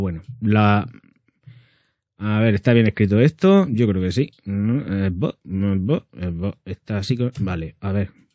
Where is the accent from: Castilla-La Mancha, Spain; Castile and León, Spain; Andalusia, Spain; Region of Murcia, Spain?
Region of Murcia, Spain; como buen murciano que soy